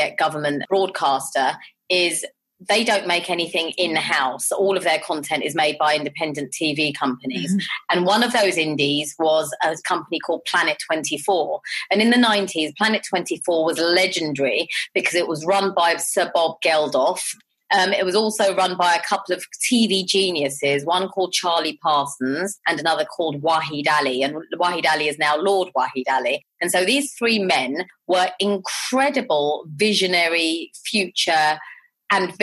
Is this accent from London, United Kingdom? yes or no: yes; London, United Kingdom; I grew up in Southall and Harlesden